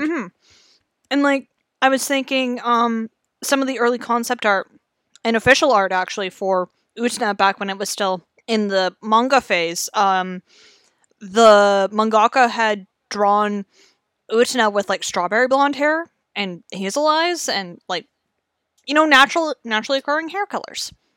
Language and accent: English; Canada; how we do in Canada